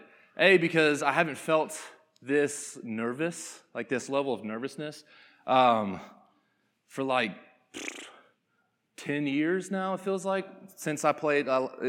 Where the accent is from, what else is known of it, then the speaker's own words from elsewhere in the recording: Conyers, Georgia, United States; I was born and raised in Conyers, Georgia. If you don't know where it is, that's pretty normal, but it's about 25 minutes outside of Atlanta. So grew up right there in Conyers and played sports all my life.